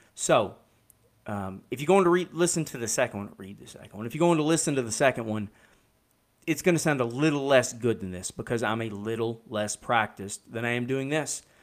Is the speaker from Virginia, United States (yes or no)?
no; Kentucky, United States; I'm from Kentucky